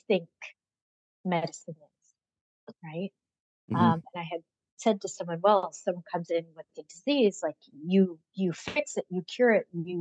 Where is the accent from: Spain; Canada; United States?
Canada; growing up in Canada